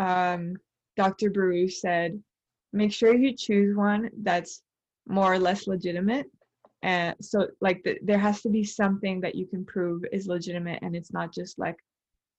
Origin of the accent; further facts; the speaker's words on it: Canada; I'm Canadian, but curious about my Colombian roots.